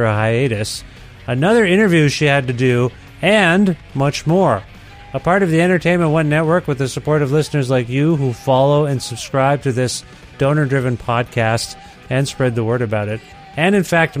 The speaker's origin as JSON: {"language": "English", "region": "Ontario", "country": "Canada", "moved": "yes", "lives_now": "Edmonton, Canada", "said": "I'm in Edmonton, Alberta now. I'm from Ontario originally"}